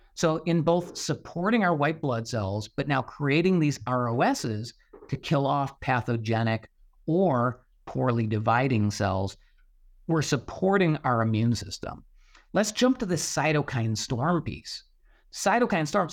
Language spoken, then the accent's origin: English; Buffalo, New York, United States; I grew up in Western New York, so, uh, near Buffalo, New York